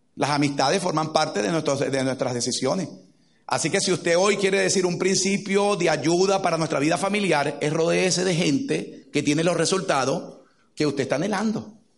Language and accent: Spanish; Caracas, Capital District, Venezuela; moved away; Crecimos en Caracas, Venezuela